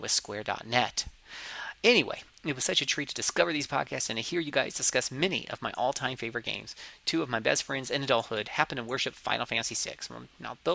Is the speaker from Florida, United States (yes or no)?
yes; Florida, United States; accent: southern; I am from the south, but for some reason people don't consider Florida the south